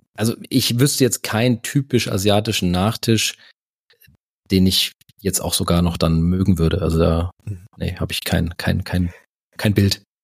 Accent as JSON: {"language": "German", "town": "Karben", "region": "Hesse", "country": "Germany", "tie": "born or raised there", "moved": "yes", "lives_now": "Stuttgart, Germany", "said": "aufgewachsen bin ich bei Frankfurt, also ein Stück nördlich von Frankfurt, so 20 Kilometer nördlich in, in Karben"}